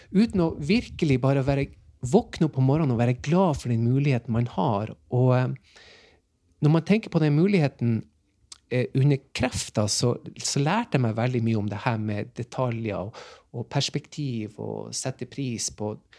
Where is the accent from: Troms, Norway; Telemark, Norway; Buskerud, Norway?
Troms, Norway; Tromsø; Jeg er fra Tromsø